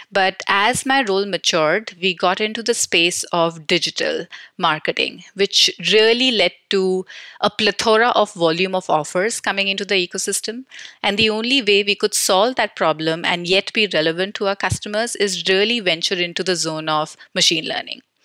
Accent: New Delhi, Delhi, India; I am born and brought up in New Delhi, India

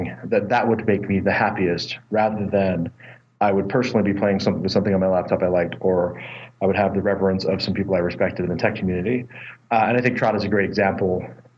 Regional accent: California, United States; moved away as an adult; also born or lived in Boston; now in Boulder, United States; I grew up in California

